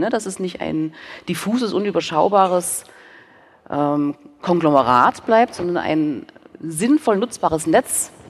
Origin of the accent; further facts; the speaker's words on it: Dresden, Saxony, Germany; ich bin ja auch in Dresden groß geworden